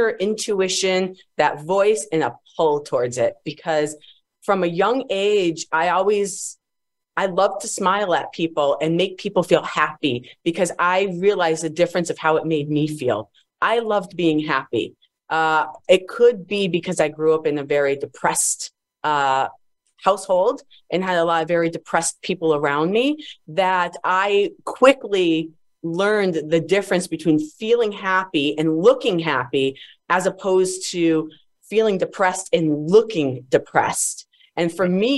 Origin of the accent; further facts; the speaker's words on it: Agawam, Massachusetts, United States; moved away as an adult; I come from Massachusetts, actually, the East Coast. I grew up in a small town called Agawam